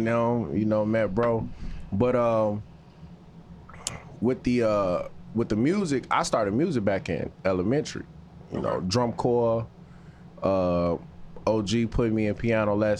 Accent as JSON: {"language": "English", "town": "Chicago", "region": "Illinois", "country": "United States", "also_born_or_lived": "Alabama", "said": "I'm from Chicago, okay. From the east side"}